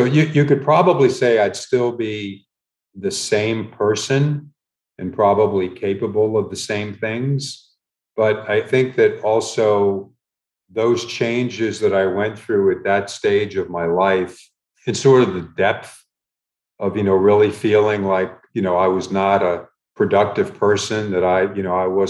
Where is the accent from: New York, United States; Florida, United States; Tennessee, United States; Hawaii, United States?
Florida, United States; Miami; also born or lived in Milwaukee, Wisconsin / Chicago / Indianapolis / Kansas City; My mom worked as a housekeeper, you know, at a hotel, numerous hotels in Miami during the time, you know, the two of us were growing up.